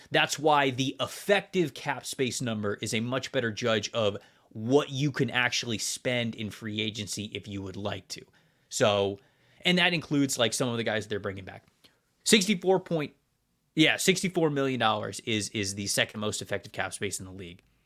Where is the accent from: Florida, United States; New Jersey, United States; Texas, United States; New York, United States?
Florida, United States; I grew up in Florida